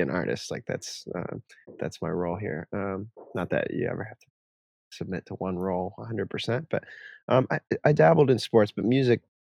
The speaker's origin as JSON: {"language": "English", "town": "Jacksonville", "region": "Florida", "country": "United States", "tie": "born or raised there", "also_born_or_lived": "New York City", "moved": "as an adult", "lives_now": "Seattle, United States", "said": "I moved to Florida when I was 5. So I'm from New York, though I try to distance myself from being a New York City boy of any kind, but I grew up by the beach in Florida"}